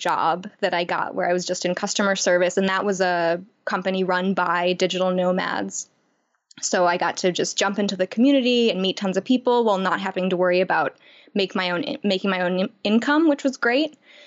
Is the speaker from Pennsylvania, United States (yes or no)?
no; Chicago, Illinois, United States; moved away as an adult; I grew up in Chicago